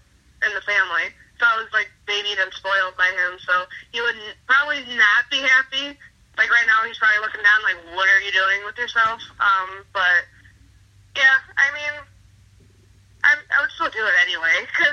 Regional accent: Chicago, Illinois, United States; But yeah, so growing up in Chicago was fun.

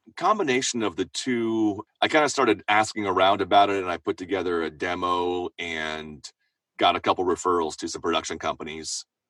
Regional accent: Seattle, Washington, United States; moved away as an adult; now in Los Angeles, United States; I'm from Seattle, so I was living living up north

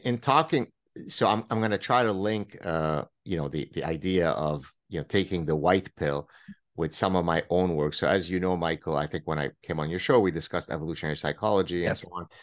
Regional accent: Lebanon; now in Montreal, Canada; me going through the Lebanese civil war

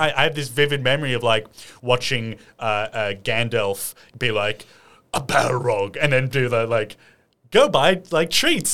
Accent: Sydney, New South Wales, Australia; I grew up in Lane Cove

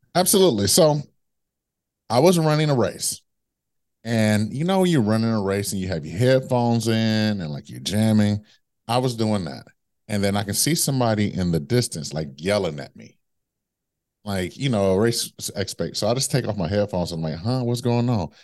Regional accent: Midwest, United States; now in New York City, United States; I'm from the Midwest

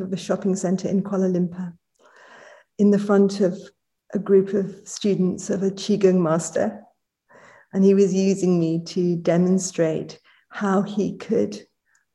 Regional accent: United Kingdom; also born or lived in London; I am British.

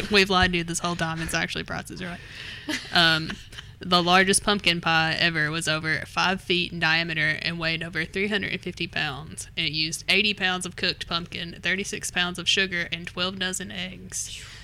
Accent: London, Kentucky, United States; Uh, I'm from London, so that's our claim to fame.

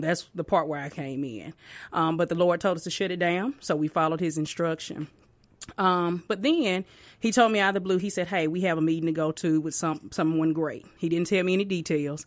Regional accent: Tupelo, Mississippi, United States; now in Pearl, United States; I'm from Tupelo, Mississippi

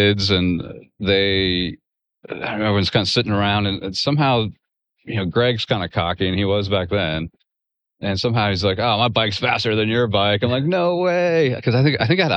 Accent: Texas, United States; also born or lived in Muskegon, Michigan; I moved from Michigan to Texas when I was like five

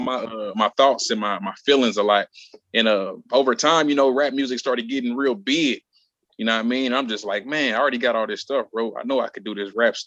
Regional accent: Indianapolis, Indiana, United States; Born and raised in Indianapolis, Indiana

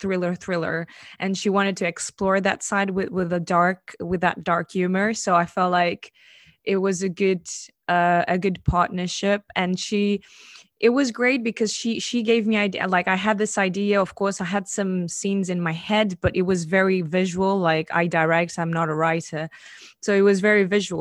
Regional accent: Portugal; I come from a very conservative country. I come from Portugal

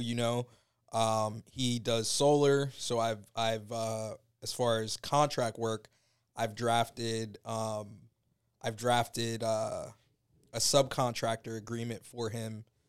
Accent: Tampa, Florida, United States; originally born and raised in Tampa

